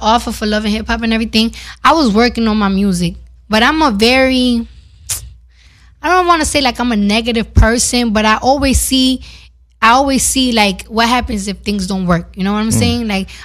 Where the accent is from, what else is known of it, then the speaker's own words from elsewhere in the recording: New York, United States; I'm from New York